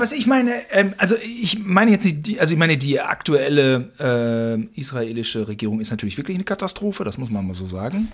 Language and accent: German; Germany; wir als Deutsche